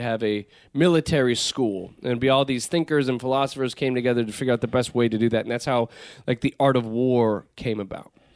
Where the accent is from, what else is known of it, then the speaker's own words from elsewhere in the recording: Southern California, United States; growing up in Southern California, where the weather tends to be good all the time